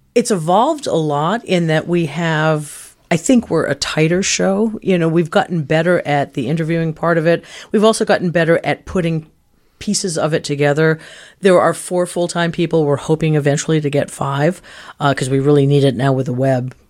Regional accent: Canaan, New Hampshire, United States; born or raised there

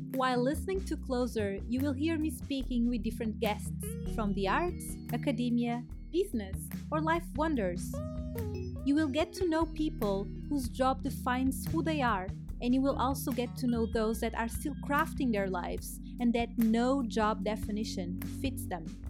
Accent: Portugal; also born or lived in Germany; I was born in Germany and raised in Portugal

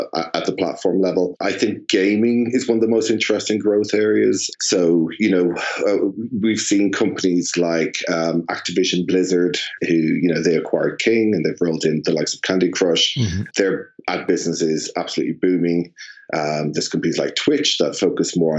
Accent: Ireland; now in London, United Kingdom; as an Irishman living in London, I'm feeling particularly homesick, and I'm feeling the togetherness of Ireland

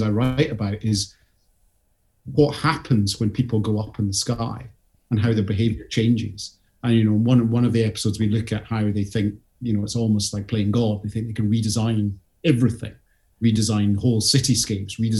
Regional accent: Scottish Highland Boundary, near Perth, Scotland, United Kingdom; I grew up on that bit where basically the land starts going up the way

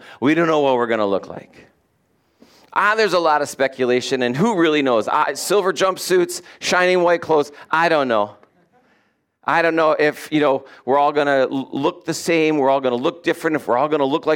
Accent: United States; we're from America

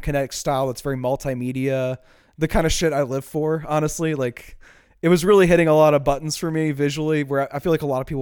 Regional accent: Chalmette, Louisiana, United States; accent: Chalmette; My Chalmette accent doesn't have quite the finesse that it needs

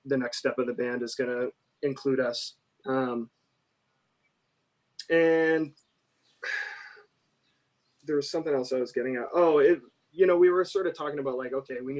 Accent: Canada; moved away as an adult; also born or lived in United States; I'm Canadian and I had been living in the US

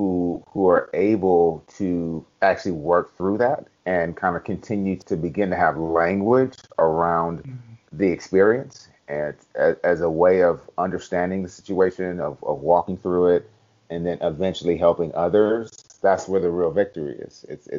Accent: Cleveland, Ohio, United States; also born or lived in Germany; So, but yeah, I grew up in Cleveland. My parents divorced at two, and actually lived in Germany for a little while.

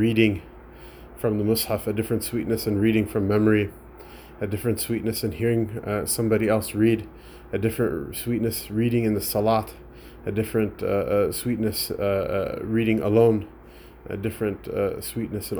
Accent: United States; as an American, as a whiny American

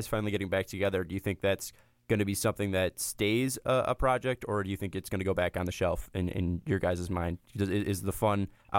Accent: Chicago, Illinois, United States; I'm from the South Side

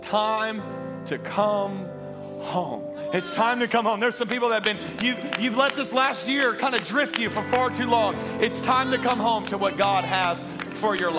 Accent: Baton Rouge, Louisiana, United States; now in Tampa Bay, United States; I am originally from Louisiana. I am a raging Cajun.

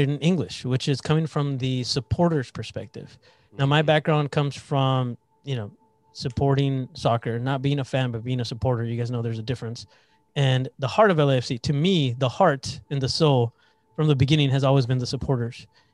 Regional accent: El Centro, California, United States; I'm the first one in our family born in the U.S. I was from Imperial Valley

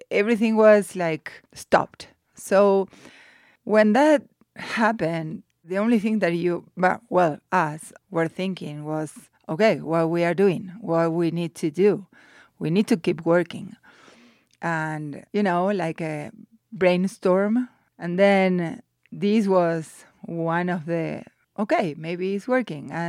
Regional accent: Buenos Aires, Argentina; So I grew up in Buenos Aires, that is a big city. My house there is very close to the river, Rio de la Plata.

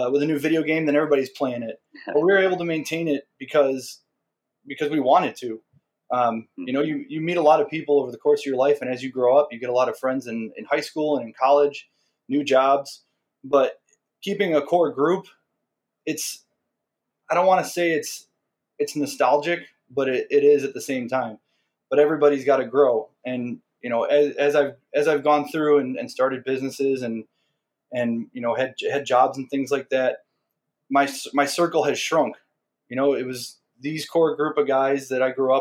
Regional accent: Chicago, Illinois, United States; I grew up in Portage Park. I was, just a couple blocks from Portage Park.

